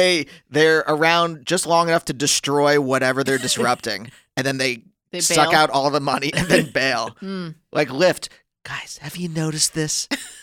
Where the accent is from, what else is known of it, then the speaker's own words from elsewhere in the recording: Pennsylvania, United States; now in Los Angeles, United States; I'm from Pennsylvania.